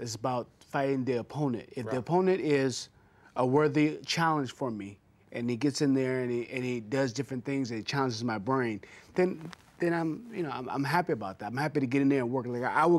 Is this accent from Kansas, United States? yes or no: no; Pomona, California, United States; I grew up in, I narrowed down to L.A., pretty much L.A. County, Pomona, California.